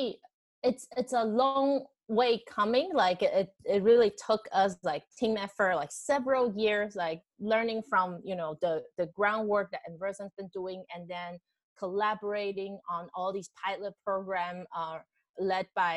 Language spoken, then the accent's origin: English; Taiwan; English is a second language; moved away as an adult; now in Boston, United States; I moved from Taiwan. I came to Boston for grad school